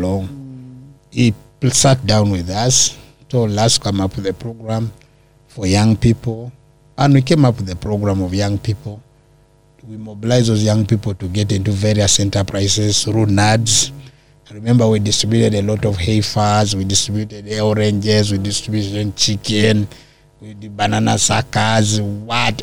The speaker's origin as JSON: {"language": "English", "area": "Teso", "region": "Eastern Region", "country": "Uganda", "also_born_or_lived": "Amuria", "said": "I come from Teso"}